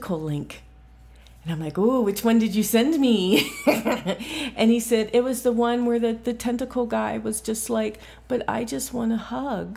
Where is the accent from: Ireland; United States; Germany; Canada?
United States; Central Ohio; I'm from Central Ohio